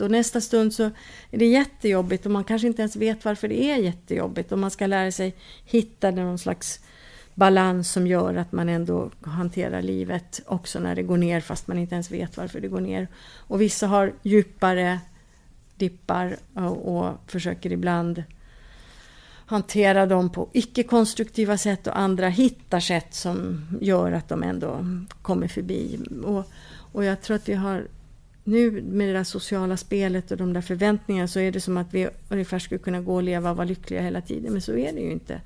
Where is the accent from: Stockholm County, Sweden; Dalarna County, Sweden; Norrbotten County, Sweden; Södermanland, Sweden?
Stockholm County, Sweden; Stockholm; moved away as an adult; now in Kumlinge, Åland, Finland; Alltså jag är född i Stockholm